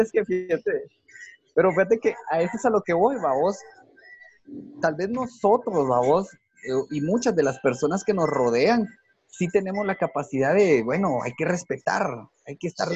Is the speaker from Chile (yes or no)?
no; Guatemala; así somos los guatemaltecos